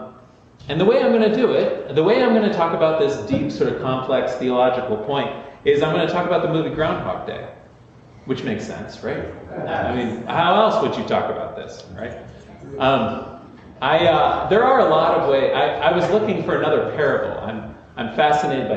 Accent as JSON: {"language": "English", "town": "DuBois", "region": "Pennsylvania", "country": "United States", "tie": "born or raised there", "said": "I was born in Dubois, Pennsylvania"}